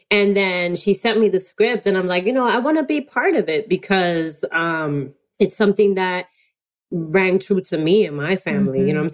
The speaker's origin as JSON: {"language": "English", "town": "New York City", "region": "New York", "country": "United States", "said": "I always been proud to be Dominican American and being a New Yorker on top of that, because I also feel like there's a culture in New York City that's very unique, unlike any place in America."}